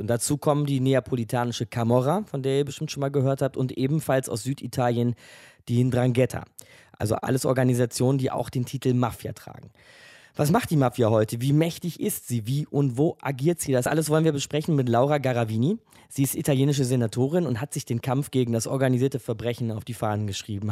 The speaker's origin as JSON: {"language": "German", "country": "Germany", "said": "bei uns in Deutschland"}